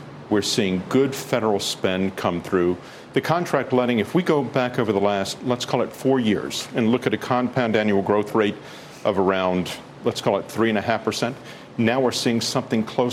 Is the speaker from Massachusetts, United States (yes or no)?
no; North Carolina, United States; My home state of North Carolina